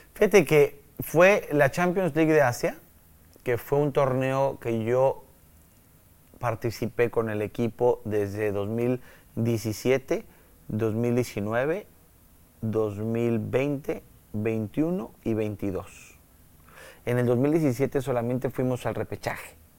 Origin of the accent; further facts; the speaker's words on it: Mexico; moved away as an adult; also born or lived in Malaysia; tenemos nosotros como latinos, como mexicanos